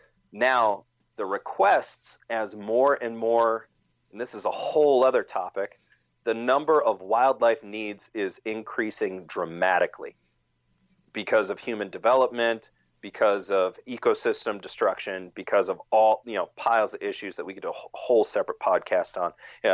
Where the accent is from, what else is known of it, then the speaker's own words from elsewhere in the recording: Wisconsin, United States; He was from my home state of Wisconsin.